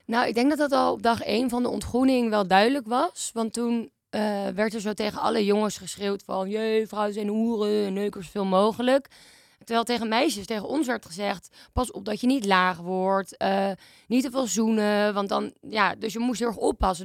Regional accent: Amsterdam, North Holland, Netherlands; Ik ben 26 en ik kom uit Amsterdam en ik woon in Amsterdam.

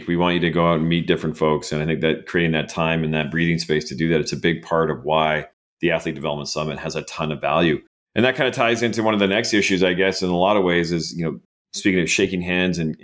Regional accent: Canada; accent: Canadian; my Canadian accent

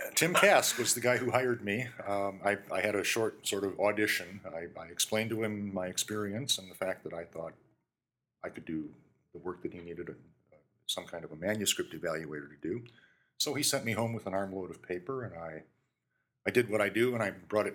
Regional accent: Williams Bay, Wisconsin, United States; moved away as an adult; I grew up in Williams Bay

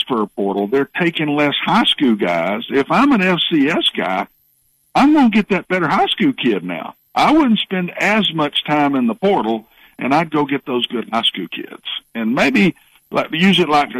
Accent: Cookeville, Tennessee, United States; when I finished up in my hometown at Tennessee Tech

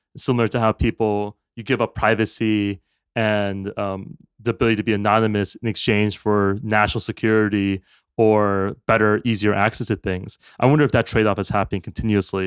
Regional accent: United States; as an American

